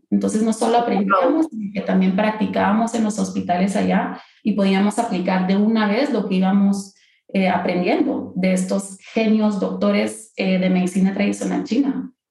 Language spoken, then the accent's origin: Spanish; Guatemala